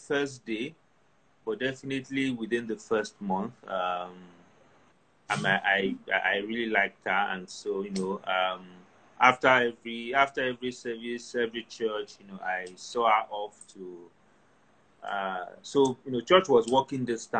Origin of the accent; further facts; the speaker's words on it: Ilorin, Kwara, Nigeria; moved away; we moved from Ilorin, and, you know, Ilorin was, even though it was a big city, but it was also kind of agrarian. So, grew up around, you know, very fresh fruits and vegetables.